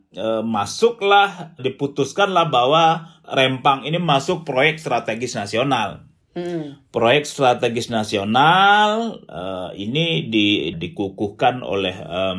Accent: Riau, Indonesia; saya besar di Riau, hmm. kemudian dekat dengan Kepulauan Riau

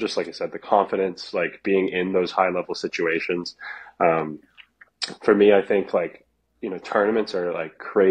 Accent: Texas, United States; also born or lived in Phoenix, Arizona; now in Austin, United States; I'm from Texas originally

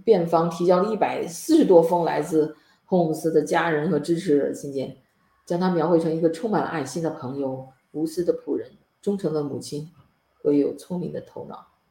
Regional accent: China; 我们中国人

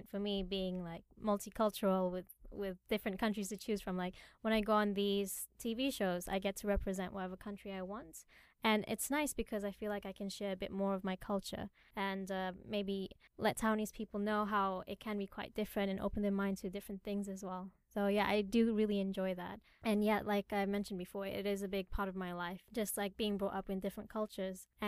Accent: Portugal; born there; I was born in Portugal and um, growing up in different you know, multi cultures, it's really shaped the person that I am today as well.

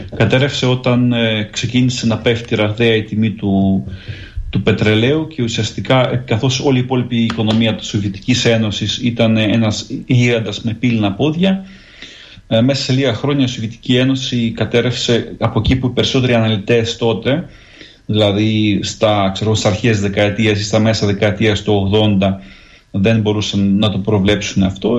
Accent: Greece; now in Ukraine; ως Έλληνας που ζει στην Ουκρανία

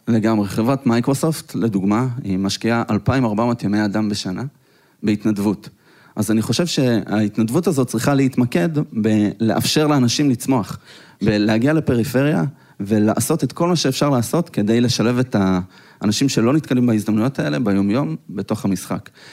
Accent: Petah Tikva, Central District, Israel; אנחנו גדלנו בשכונה לא כל כך טובה, פתח תקווה

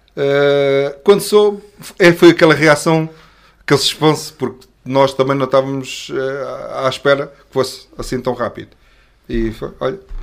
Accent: Azeres, Lisbon, Portugal; somos da mesma, da mesma aldeia, da Azeres, já a conhecia desde, desde a escola

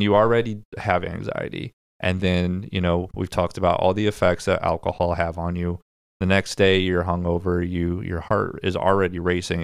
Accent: Midwest, United States; We're from the Midwest

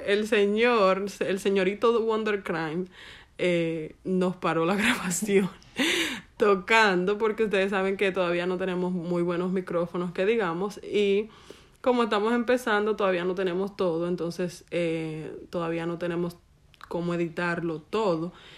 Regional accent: Dominican Republic; como buena dominicana

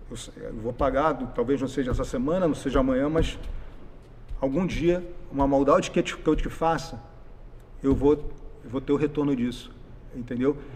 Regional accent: Porto Alegre, Rio Grande do Sul, Brazil; born there; Eu nasci em Porto Alegre.

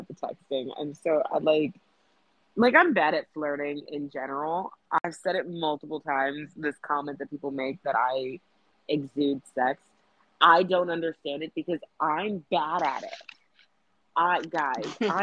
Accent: East Coast, United States; accent: East Coast; now in Texas, United States; I'm an East Coast girl at the end of the day. Like, yes, I've lived in Texas for 12 years. I am still an East Coast girl. We still hear it in my accent.

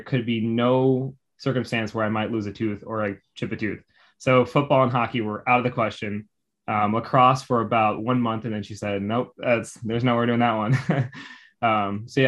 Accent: Evanston, Illinois, United States; moved away as an adult; also born or lived in Virginia; now in Houston, United States; I grew up in a suburb right north of Chicago called Evanston, right in Illinois

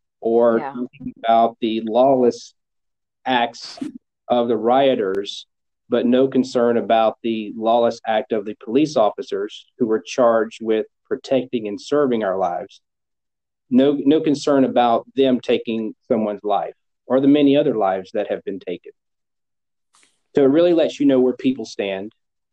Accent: North Carolina, United States; Yeah, well, growing up, I grew up in a small town, and the town, you know, think

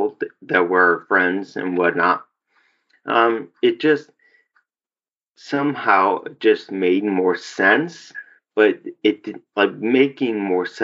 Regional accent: Homewood, Illinois, United States; also born or lived in Chicago, Illinois; We lived there from age of like four until I graduated high school.

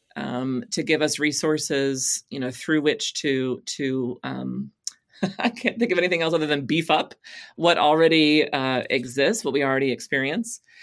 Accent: Texas, United States; moved away; I came to faith as a teenager in a Southern Baptist church in Texas

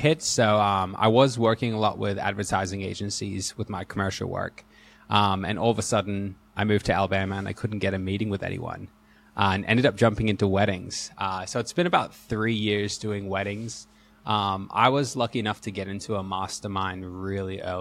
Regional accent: Australia; also born or lived in Hawaii; I'm an Aussie, so slowly, hopefully, you'll hear a bit of my accent.

